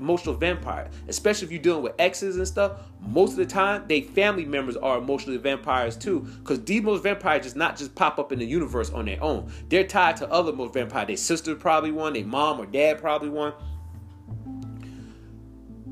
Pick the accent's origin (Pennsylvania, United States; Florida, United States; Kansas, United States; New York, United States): New York, United States; now in South Carolina, United States; I'm originally from New York